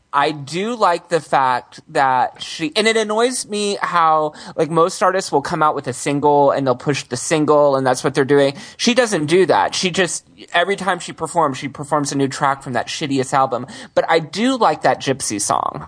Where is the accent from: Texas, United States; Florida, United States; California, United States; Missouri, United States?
Texas, United States; Houston; moved away; I grew up in Houston